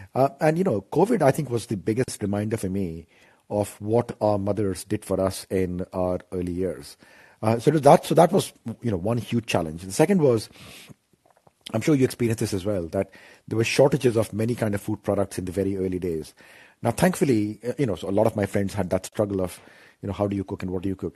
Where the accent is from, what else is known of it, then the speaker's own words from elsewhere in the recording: Ranchi, Jharkhand, India; moved away; so I'm from Ranchi.